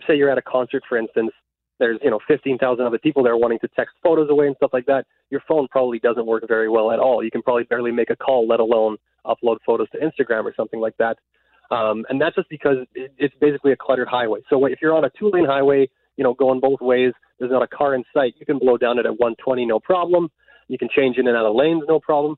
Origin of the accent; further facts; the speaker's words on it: Winnipeg, Manitoba, Canada; I grew up in Westwood